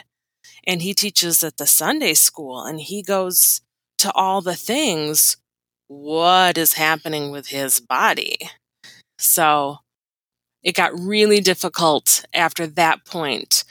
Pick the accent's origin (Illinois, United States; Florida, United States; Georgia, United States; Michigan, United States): Michigan, United States; I grew up in Michigan